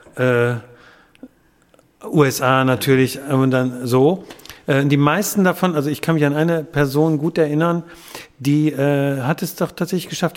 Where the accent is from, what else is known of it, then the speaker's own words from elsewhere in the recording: Wuppertal, North Rhine-Westphalia, Germany; gebürtiger Wuppertaler